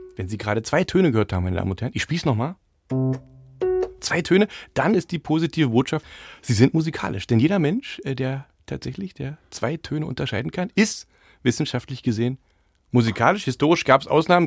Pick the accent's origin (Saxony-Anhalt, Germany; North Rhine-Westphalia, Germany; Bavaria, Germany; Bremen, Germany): Saxony-Anhalt, Germany; Dessau; accent: Saxony-Anhalt; moved away as an adult; also born or lived in Jena; now in Berlin, Germany; ich bin zwar in Jena geboren, aber ich habe meine ganze Jugend und Kindheit in Dessau verbracht